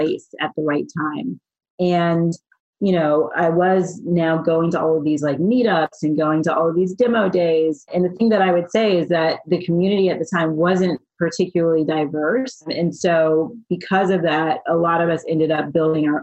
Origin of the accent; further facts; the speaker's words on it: Florida, United States; moved away as an adult; also born or lived in Miami; now in San Francisco, United States; I grew up in Florida in a small, very rural town where you would not expect anyone to end up in venture capital